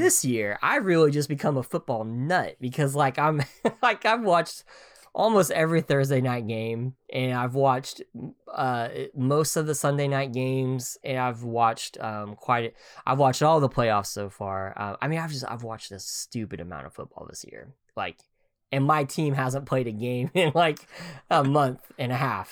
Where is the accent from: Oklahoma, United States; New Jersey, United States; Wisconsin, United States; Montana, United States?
Oklahoma, United States; growing up in Oklahoma